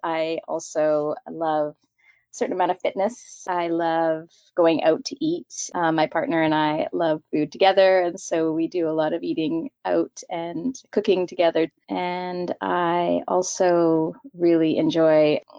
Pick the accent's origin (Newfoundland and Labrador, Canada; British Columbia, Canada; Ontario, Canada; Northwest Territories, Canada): British Columbia, Canada; Victoria; now in Vancouver, Canada; I was born and raised in Victoria, BC, and moved to Vancouver for school, and then never left.